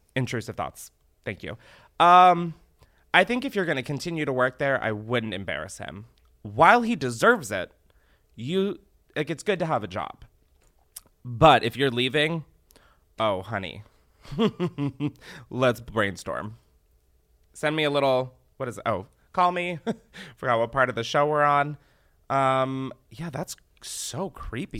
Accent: Delaware, United States; I'm from Delaware. My mom raised me there

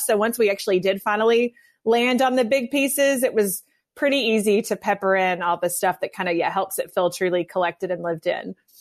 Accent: north of Memphis, West Tennessee, United States; now in Birmingham, United States; I grew up in West Tennessee. I'm not from a hunting family. I, you know, I say we hunt for antiques and that's pretty much it. But I mean, I love, I, grew, I did grow up north of Memphis

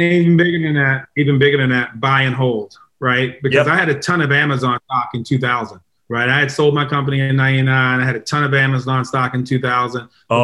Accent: Baltimore, Maryland, United States; moved away; I'm originally from Baltimore

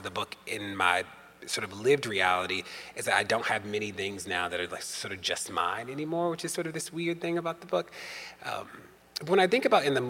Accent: Maryland, United States; In Maryland, my hometown, home state

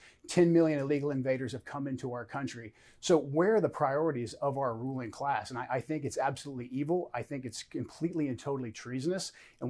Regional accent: United States; as American citizens

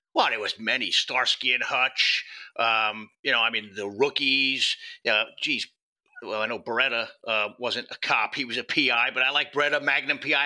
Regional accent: New York City, New York, United States; moved away as an adult; also born or lived in Yonkers, New York / New Jersey / Phoenix, Arizona; now in Northern Virginia, United States; I'm a Bronx kid. You know, I, I lived in the Bronx and Yonkers for 40 of my years on this planet

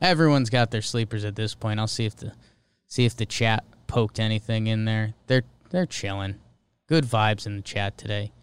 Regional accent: Connecticut, United States; growing up in Connecticut. That's the only sport team we had when the Whalers left.

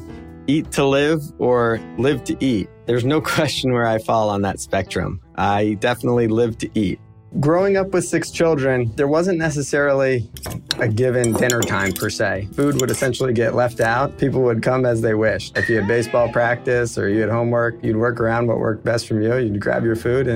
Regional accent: South Florida, United States; I grew up down in South Florida

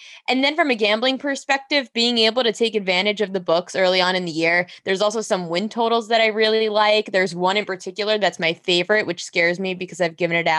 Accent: New York, United States; Nothing better than being on New York, New York as a New Yorker.

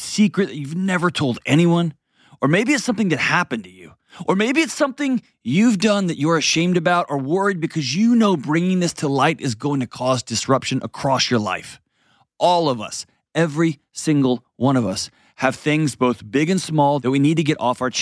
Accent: Texas, United States; I grew up in Texas

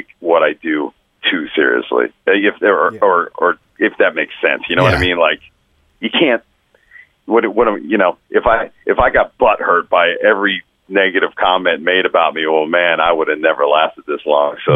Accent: New Jersey, United States; moved away as an adult; now in Florida, United States; I grew up in Jersey

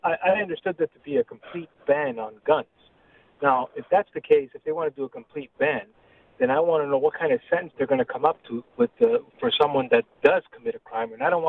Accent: Canada; I know we are Canadian

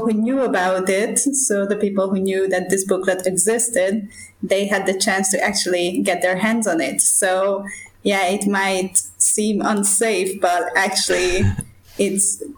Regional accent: Hungary; first language Esperanto; English is a second language; I would grow up in Hungary.

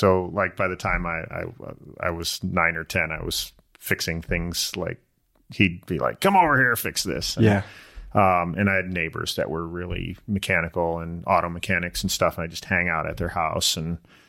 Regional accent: Illinois, United States; I came out here from Illinois. I raced BMX all through high school.

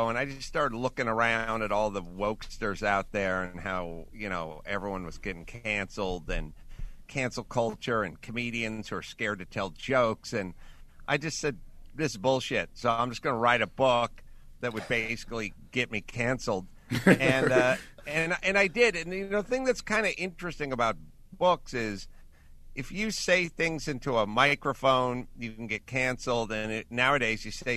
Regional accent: North Hollywood, California, United States; I'm from North Hollywood.

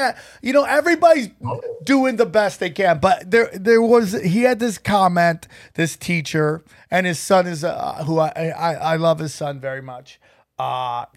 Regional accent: upstate New York, United States; I grew up in upstate New York in a very small town

